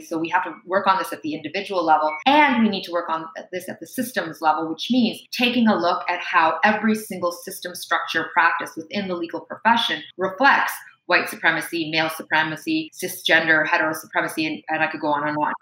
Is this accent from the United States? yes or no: no; Toronto, Ontario, Canada; accent: Canadian; me and my siblings were born in Toronto, Canada. It's where I've primarily lived